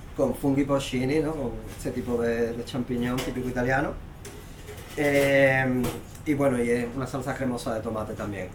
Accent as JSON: {"language": "Spanish", "town": "Cádiz", "region": "Andalusia", "country": "Spain", "moved": "yes", "said": "yo que soy de Cádiz"}